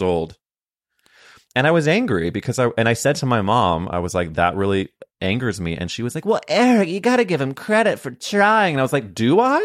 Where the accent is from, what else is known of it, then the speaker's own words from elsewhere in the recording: St. Louis, Missouri, United States; we grew up in Saint Louis at different times